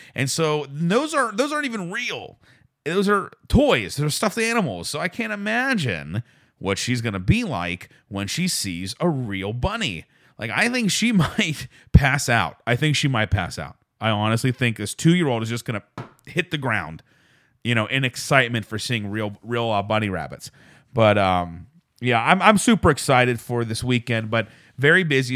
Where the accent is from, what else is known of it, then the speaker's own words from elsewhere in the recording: Pittsburgh, Pennsylvania, United States; moved away; I'm from Pittsburgh